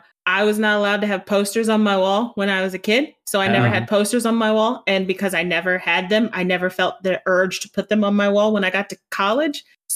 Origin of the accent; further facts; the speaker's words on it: Northwest Indiana, United States; now in Ohio, United States; I am from Northwest Indiana, so my phone number is I live in Ohio now, so I don't have a 219 number anymore